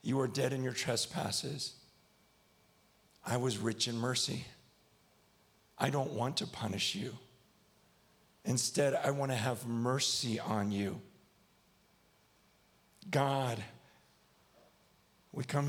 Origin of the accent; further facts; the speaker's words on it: United States; I'm from America. So I say, yeah, not yah.